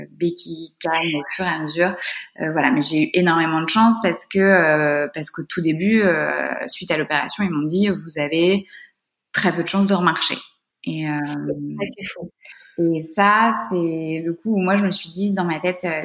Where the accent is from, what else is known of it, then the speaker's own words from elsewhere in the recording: Brittany, France; moved away; Je suis bretonne